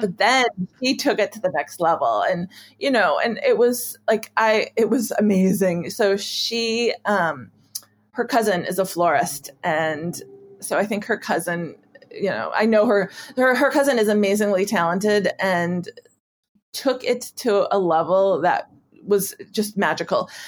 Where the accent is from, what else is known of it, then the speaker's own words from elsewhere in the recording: Wisconsin, United States; moved away; in a park uh, in my hometown